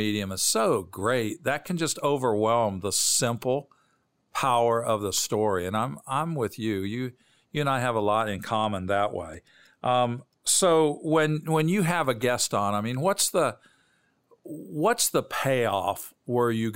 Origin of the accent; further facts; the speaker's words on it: Bloomington, Illinois, United States; I grew up in Bloomington, Normal, Illinois, halfway between Chicago and St. Louis.